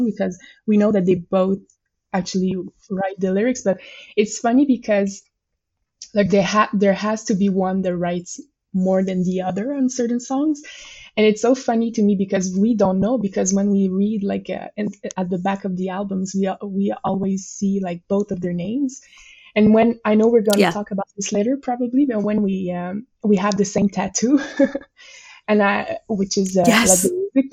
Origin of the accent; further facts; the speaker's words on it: Montreal, Quebec, Canada; first language French; English is a second language; I live in Montreal and I'm French Canadian.